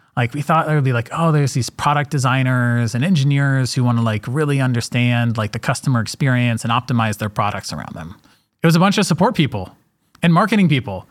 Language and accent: English; Atlanta, Georgia, United States; I'm from Atlanta, Georgia